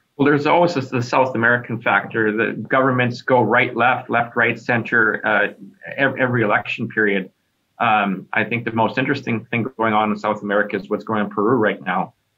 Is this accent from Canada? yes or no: yes; Kelowna, British Columbia, Canada; moved away as an adult; also born or lived in Vancouver, Canada / Toronto, Canada; I'm a British Columbia raised kid uh, out of Kelowna, Vancouver, BC.